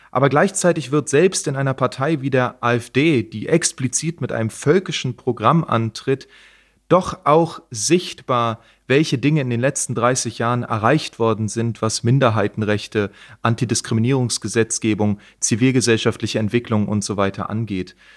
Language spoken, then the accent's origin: German; East Germany, Germany; ich komme aus der DDR